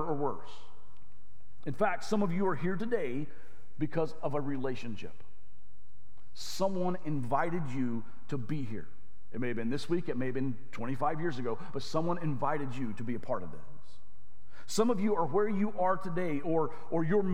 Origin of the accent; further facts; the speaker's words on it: Arkansas, United States; I grew up in Arkansas.